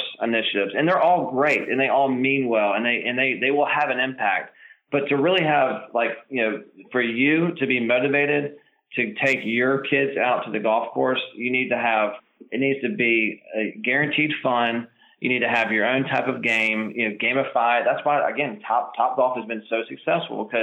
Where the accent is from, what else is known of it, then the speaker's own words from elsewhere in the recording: Charlotte, North Carolina, United States; I grew up in Charlotte. I learned the game at Charlotte Country Club